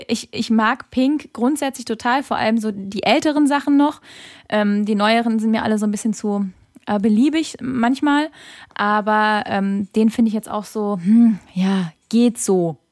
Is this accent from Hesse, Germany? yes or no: no; Kaiserslautern, Rhineland-Palatinate, Germany; moved away; ich komme ja aus Kaiserslautern ursprünglich